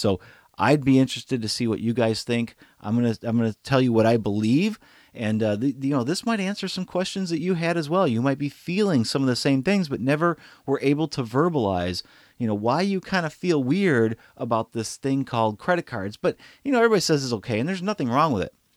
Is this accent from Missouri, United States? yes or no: yes; St. Louis, Missouri, United States; my hometown. It's actually here in Saint Louis